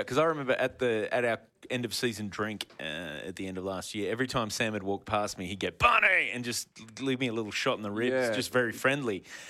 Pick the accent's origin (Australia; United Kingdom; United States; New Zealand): New Zealand; I'm from New Zealand.